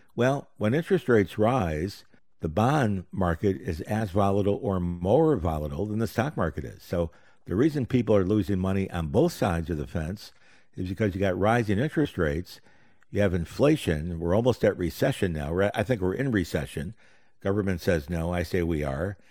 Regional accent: Rochester, New York, United States; I grew up in Rochester, New York

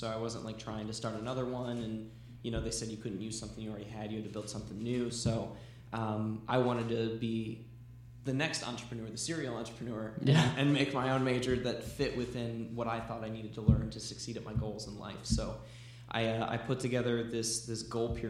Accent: Valparaiso, Indiana, United States; I am 25 years young, and I'm originally from Valparaiso, Indiana

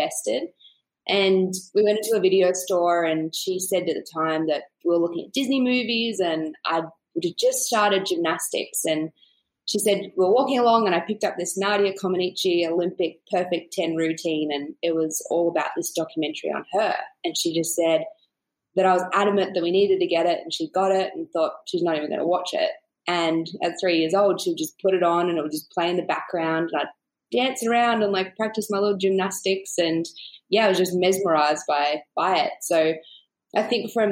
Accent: Canberra, Australian Capital Territory, Australia; moved away; also born or lived in California; I grew up in a small town called Canberra.

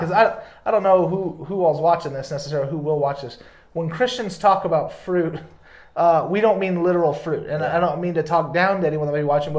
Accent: the South, United States; You know, I grew up in the South, you know, and there's a certain like, and especially like different parts of the Deep South

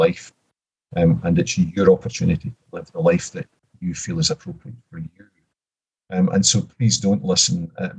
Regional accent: Kilmarnock, Scotland, United Kingdom; also born or lived in Glasgow; I grew up in Kilmarnock in a council house

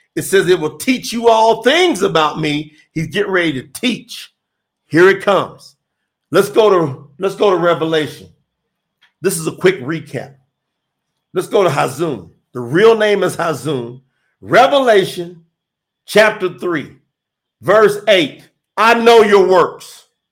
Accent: Kentucky, United States; moved away; I'm from Kentucky. I didn't even go back home for three years

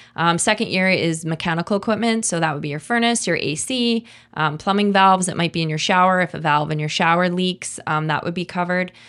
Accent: Kelowna, British Columbia, Canada; I was born in Kelowna, and my kids were born here, and, you know, I left for a very, very short period of time, and I hope, uh, I hope to never leave

